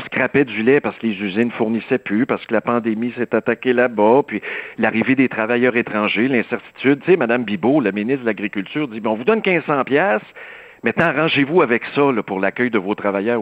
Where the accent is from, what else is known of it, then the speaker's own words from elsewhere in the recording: Saint-Rémi, Quebec, Canada; je viens d'un milieu rural, là, je peux t'en parler des suicides dans le rang Saint-Paul, chez nous à Saint-Rémy